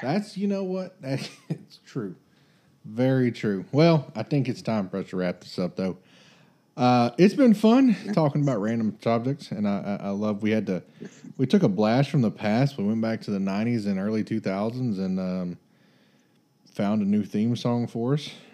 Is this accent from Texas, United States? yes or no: yes; Texas, United States